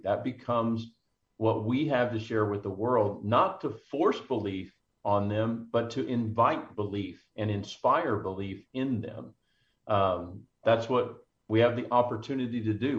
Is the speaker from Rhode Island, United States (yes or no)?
no; McKinney, Texas, United States; in my hometown of McKinney, just north of Dallas